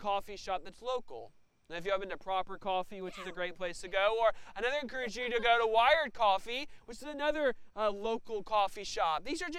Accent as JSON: {"language": "English", "region": "Tennessee", "country": "United States", "moved": "as an adult", "lives_now": "Evansville, United States", "said": "I'm not from Evansville. I'm not from Indiana. I'm from Tennessee, and I was kind of a transplant"}